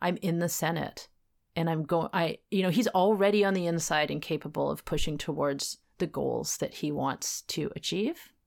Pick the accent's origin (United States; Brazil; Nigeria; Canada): Canada; as a Canadian